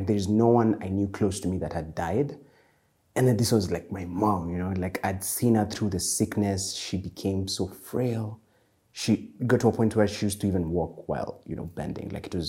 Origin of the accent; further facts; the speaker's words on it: Eldoret, Uasin Gishu County, Kenya; also born or lived in Nakuru / Murang'a / Nairobi; I am from Murang'a, Nakuru, and Nairobi. So my childhood, I was born in Nakuru, and then we moved to Eldoret.